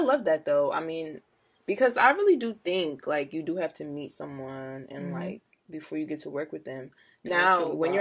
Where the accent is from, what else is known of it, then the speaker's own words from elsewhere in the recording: New Jersey, United States; also born or lived in Jamaica; I'm ….